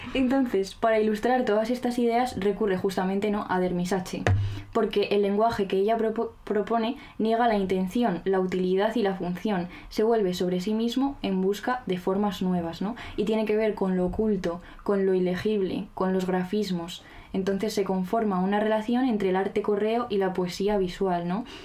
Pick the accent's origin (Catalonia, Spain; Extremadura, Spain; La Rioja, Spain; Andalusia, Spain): La Rioja, Spain; Yo soy riojana